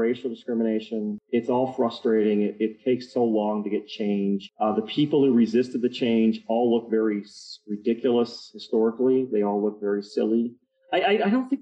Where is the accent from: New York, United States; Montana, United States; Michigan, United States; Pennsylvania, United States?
Michigan, United States; Detroit; now in Utah, United States; I grew up in Detroit